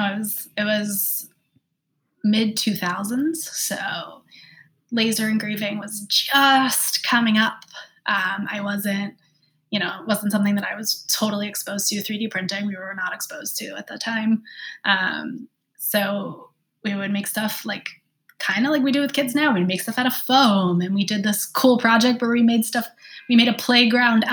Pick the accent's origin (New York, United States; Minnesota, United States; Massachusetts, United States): New York, United States; New York City; also born or lived in Long Island, New York; I grew up in Queens, New York. Then we moved to Long Island.